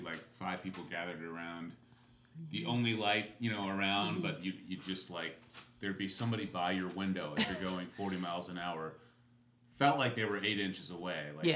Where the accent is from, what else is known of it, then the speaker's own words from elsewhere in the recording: Hawaii, United States; moved away; growing up in Hawaii